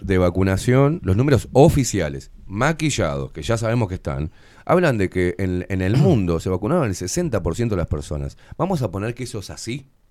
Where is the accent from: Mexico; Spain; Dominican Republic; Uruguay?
Uruguay; pagando el alquiler a los ponchazos, normal, como cualquier uruguayo